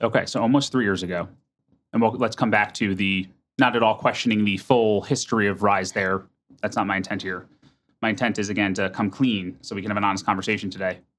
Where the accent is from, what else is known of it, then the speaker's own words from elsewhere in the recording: United States; now in Minneapolis, United States; I'm from New York or New Jersey